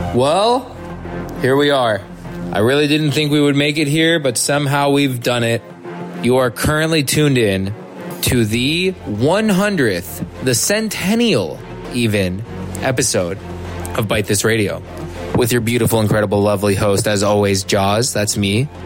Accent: San Francisco, California, United States; San Francisco, my hometown

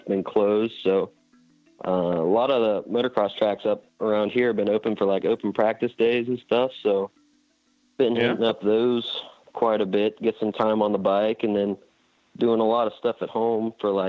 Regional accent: Aurora, Indiana, United States; also born or lived in Madison, Indiana; I grew up in Aurora, Indiana

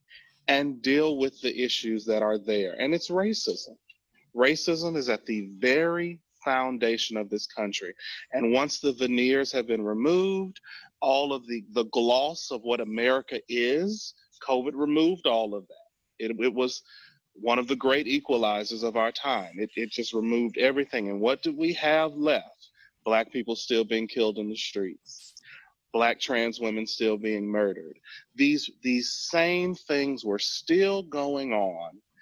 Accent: Montgomery, Alabama, United States; I'm from Alabama, as someone who grew up in the South

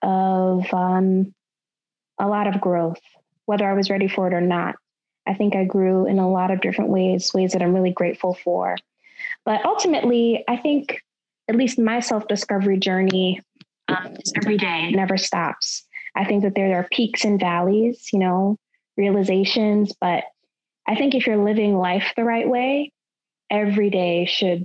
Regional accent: Tuscaloosa, Alabama, United States; moved away as an adult; also born or lived in Rochester, New York; now in Washington, D.C., United States; I am from Tuscaloosa, Alabama. I'm really a transplant from upstate New York, Rochester, New York. Grew up in the South, love the South, love Alabama.

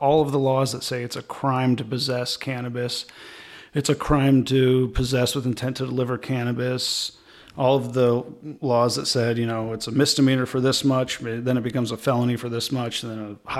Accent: Champaign, Illinois, United States; I'm from Champaign.

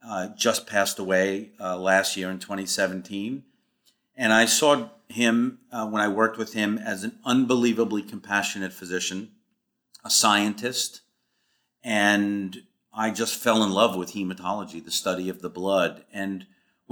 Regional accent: New York City, New York, United States; moved away as an adult; also born or lived in Boston, Massachusetts; I grew up in Forest Hills, first generation American

